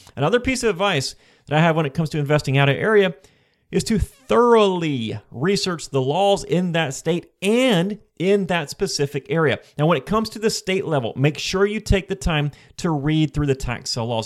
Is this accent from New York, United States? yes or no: no; Florida, United States; I am from Florida, and most of my investments prior to this point were in Florida as well